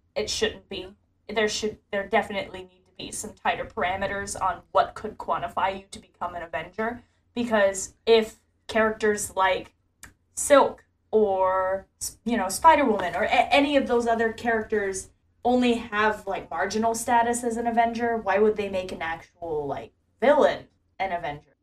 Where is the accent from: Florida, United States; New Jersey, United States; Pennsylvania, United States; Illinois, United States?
Florida, United States; Ocala; my hometown of Ocala, Florida